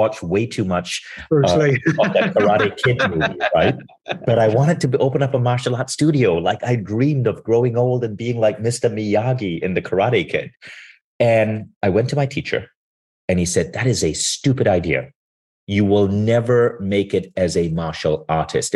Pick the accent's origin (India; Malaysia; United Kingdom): Malaysia; I grew up in Malaysia